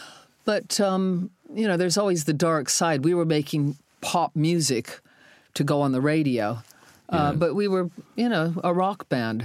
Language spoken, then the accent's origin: English; Ohio, United States; moved away as an adult; also born or lived in London; I was from Ohio.